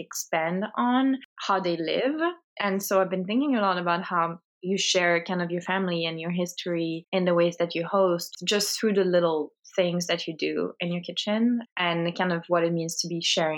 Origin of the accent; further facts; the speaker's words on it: France; now in Los Angeles, United States; I grew up in France. I live in Los Angeles, California